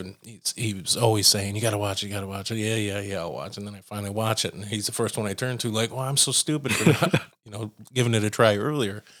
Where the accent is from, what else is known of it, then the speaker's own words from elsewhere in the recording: United States; as an American electronic musician